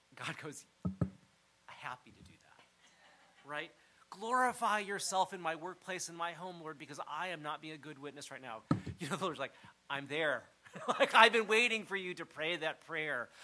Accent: United States; growing up in the United States

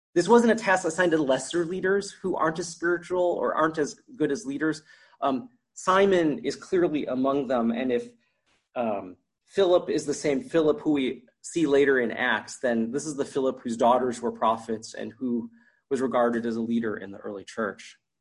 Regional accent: United States; moved away as an adult; also born or lived in New York; now in Canada; as an American, a minority at that point

